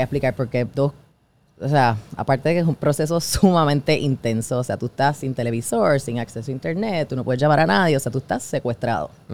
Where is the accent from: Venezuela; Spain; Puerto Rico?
Puerto Rico; soy de Puerto Rico, not Miami